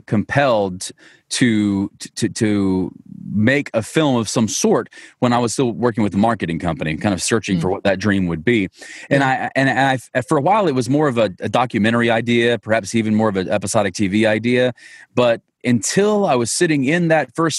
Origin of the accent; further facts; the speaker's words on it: Monticello, Georgia, United States; My hometown is a tiny little town called Monticello, Georgia.